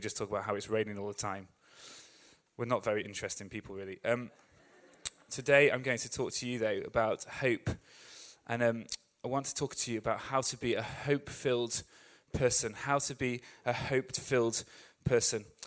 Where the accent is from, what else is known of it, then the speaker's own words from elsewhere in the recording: England, United Kingdom; As an English person